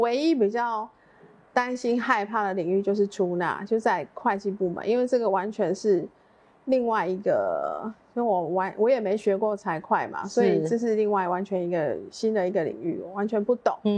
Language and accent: Chinese; Liuying, Tainan, Taiwan; 小时候是住在柳营